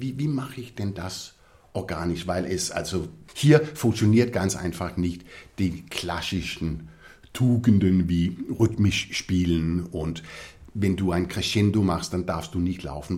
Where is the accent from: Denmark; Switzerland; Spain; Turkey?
Denmark; Copenhagen, Capital Region of Denmark; German is a second language; moved away as an adult; also born or lived in Esbjerg, Denmark / Innsbruck, Austria / Munich, Germany / London, United Kingdom; als ich vier war, sind wir nach Kopenhagen übersiedelt. Und das war eigentlich meine Basis, mhm. mein ganzes Leben